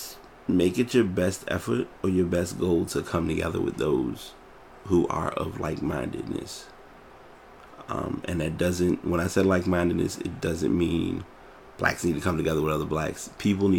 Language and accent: English; Richmond, Virginia, United States; here in my hometown